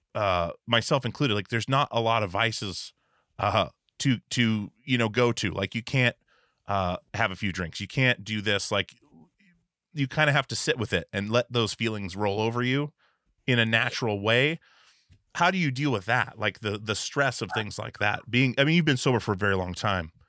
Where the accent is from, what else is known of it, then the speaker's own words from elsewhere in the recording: Alaska, United States; moved away; also born or lived in Portland; I grew up in Alaska, and well, me and all the band guys grew up in Alaska before we moved to Portland to start touring and stuff